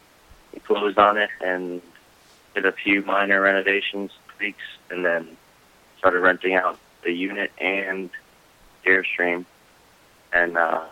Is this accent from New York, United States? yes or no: no; Florida, United States; I'm from Fulford Zone, Florida